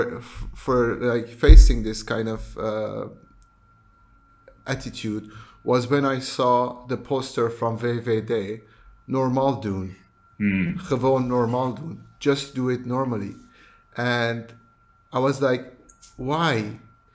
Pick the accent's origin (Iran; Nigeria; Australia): Iran; moved away as an adult; now in Netherlands; I come from Iran, where it's a country that everybody has an opinion about everything